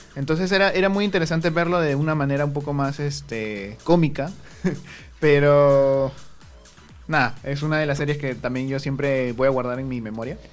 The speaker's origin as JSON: {"language": "Spanish", "region": "Lima", "country": "Peru", "said": "somos de, de Perú, de Lima"}